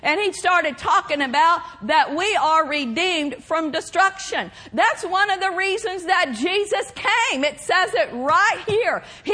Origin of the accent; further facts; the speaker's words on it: Pawnee, Oklahoma, United States; moved away; I'm from Pawnee, Oklahoma, and I have a lot of relatives that still live there